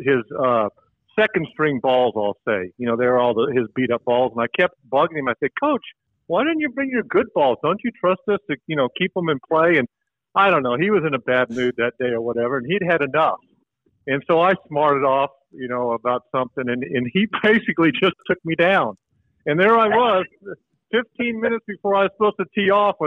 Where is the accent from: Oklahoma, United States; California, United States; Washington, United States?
Oklahoma, United States; we're all from Oklahoma.